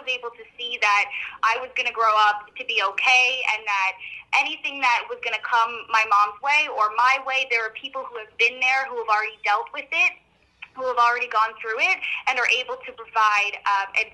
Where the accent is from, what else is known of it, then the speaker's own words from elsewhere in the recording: Peterborough, Ontario, Canada; moved away; back in Peterborough, my hometown